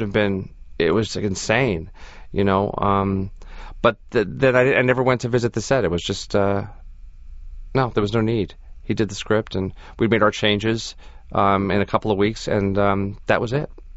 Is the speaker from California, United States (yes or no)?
no; New York City, New York, United States; growing up in Brooklyn